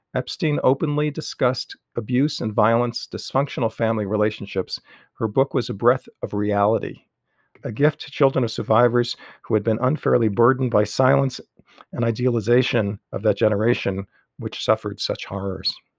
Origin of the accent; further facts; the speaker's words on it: New York City, New York, United States; now in Las Cruces, United States; I grew up in Queens